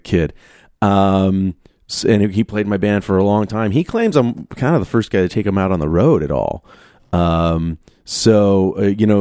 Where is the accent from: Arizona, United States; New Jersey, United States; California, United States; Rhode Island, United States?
Arizona, United States; I grew up in Arizona